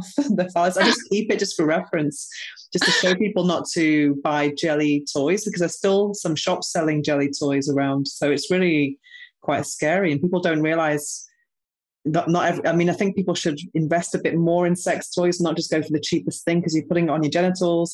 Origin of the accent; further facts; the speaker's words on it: United Kingdom; now in Spain; I'm actually British